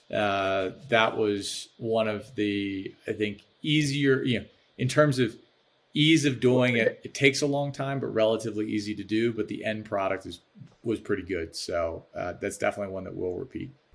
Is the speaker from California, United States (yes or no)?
no; Baltimore, Maryland, United States; now in Chicago, United States; I'm from Baltimore